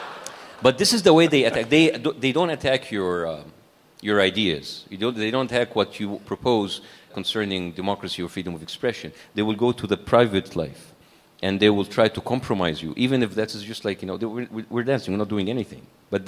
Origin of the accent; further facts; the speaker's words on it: Cairo, Cairo Governorate, Egypt; We were middle class, as I said, and we feel we're privileged, according like to a country like Egypt, a developing country like Egypt.